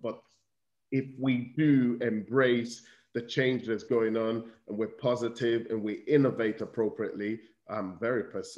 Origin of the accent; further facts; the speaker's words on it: United Kingdom; I'm fortunate that I see myself as both British and Nigerian, and I have both perspectives in many ways.